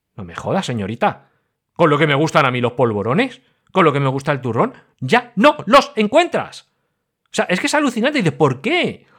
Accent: Madrid, Community of Madrid, Spain; moved away; no vivo ahora en Madrid, pero yo soy madrileño, o oh, madrileño, pero madrileño, madrileño

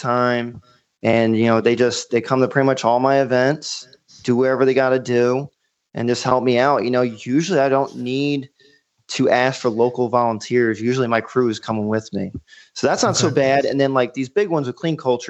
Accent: New York, United States; now in Myrtle Beach, United States; I'm from New York

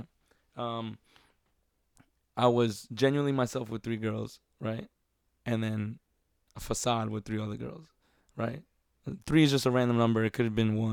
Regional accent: New York, United States; Growing up in New York

